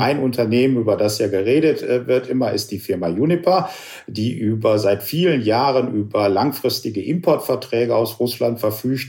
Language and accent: German; Germany; auch als Deutsche